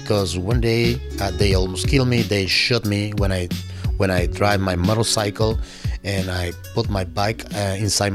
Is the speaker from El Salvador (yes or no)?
yes; El Salvador; English is a second language; now in Berkshires, Massachusetts, United States; I am from El Salvador